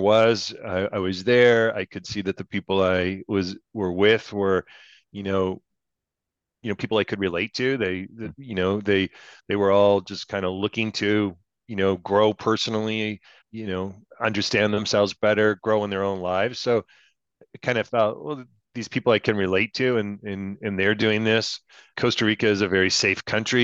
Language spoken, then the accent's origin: English; Canada; I'm a Canadian